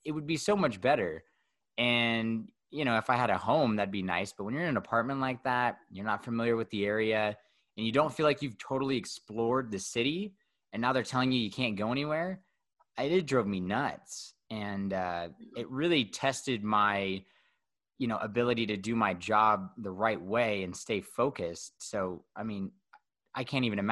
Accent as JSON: {"language": "English", "town": "Fresno", "region": "California", "country": "United States", "also_born_or_lived": "Denver, Colorado", "moved": "as an adult", "lives_now": "Bend, United States", "said": "I'm from Fresno"}